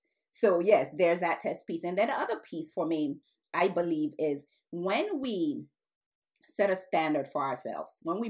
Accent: United States; My background is Nigeria. My parents are Nigerian. I was born in the United States

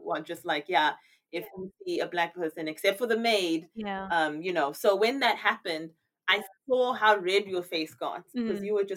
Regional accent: South Africa; moved away; being South African, obviously there are many instances where you end up in, obviously you're black and you're in a majority black country, but then moving here

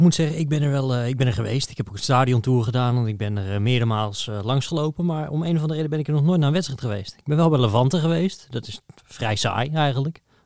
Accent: Netherlands; als Nederlander

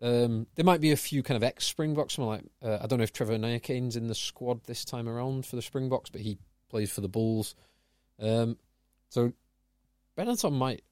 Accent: England, United Kingdom; as an Englishman

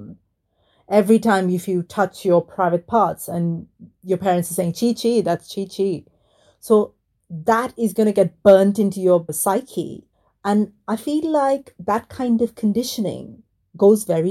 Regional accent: Mumbai, Maharashtra, India; moved away; I grew up in Mumbai in a very traditional Indian family in what was essentially a slum, so we were very poor.

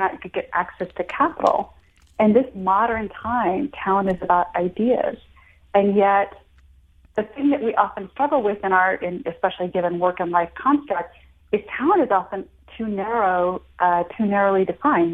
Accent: United States; also born or lived in India; I was born in India, but raised in America since I was 4 and a half, but still in a very traditional household

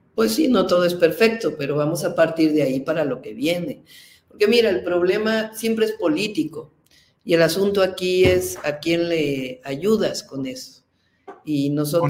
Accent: Mexico City, Mexico; nací en la Ciudad de México

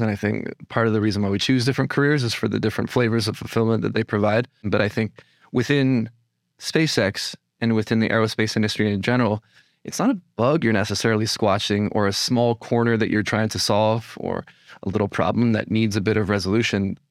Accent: California, United States; moved away as an adult; also born or lived in Los Angeles, United States; now in New York, United States; I, uh, was born and raised in California

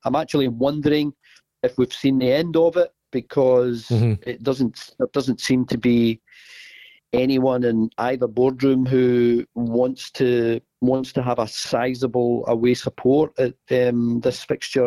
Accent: Glasgow, Scotland, United Kingdom; I, am born and bred in Glasgow

